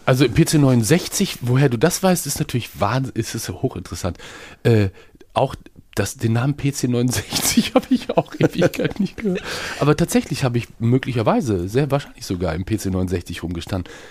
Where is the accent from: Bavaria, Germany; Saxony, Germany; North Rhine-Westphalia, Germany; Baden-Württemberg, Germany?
North Rhine-Westphalia, Germany; Bielefeld; moved away; also born or lived in Hamburg; als Bielefelder, der ich bin